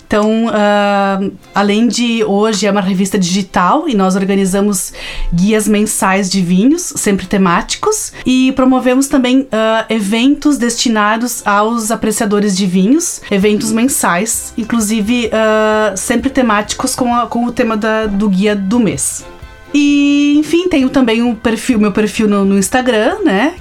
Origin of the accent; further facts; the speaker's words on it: Flores da Cunha, Rio Grande do Sul, Brazil; Eu sou de Flores da Cunha